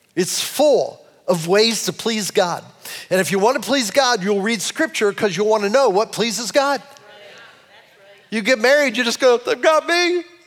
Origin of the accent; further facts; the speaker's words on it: Cleveland, Ohio, United States; I'm a Clevelander